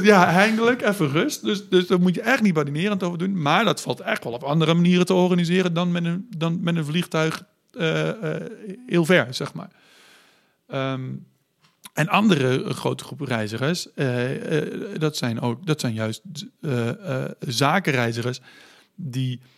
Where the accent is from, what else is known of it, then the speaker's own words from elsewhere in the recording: Netherlands; als samenleving, als Nederlanders